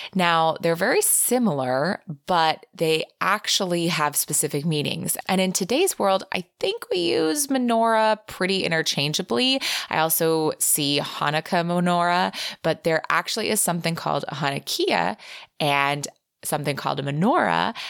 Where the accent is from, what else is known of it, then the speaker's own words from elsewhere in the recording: California, United States; moved away as an adult; also born or lived in Israel; growing up in California